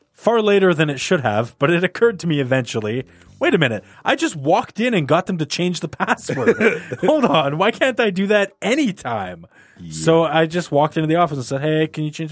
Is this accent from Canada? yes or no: yes; Canada; we're Canadian